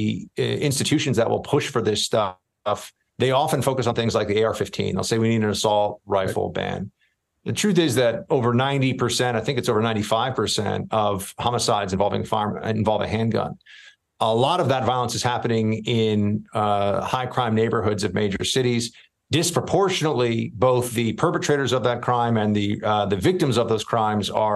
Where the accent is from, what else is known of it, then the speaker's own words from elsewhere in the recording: New York City, New York, United States; moved away; I grew up in New York City.